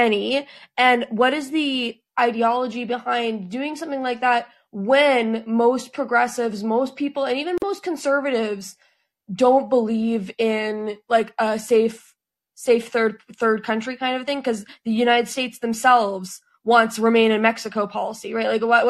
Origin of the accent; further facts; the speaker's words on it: Canada; I'm from Canada.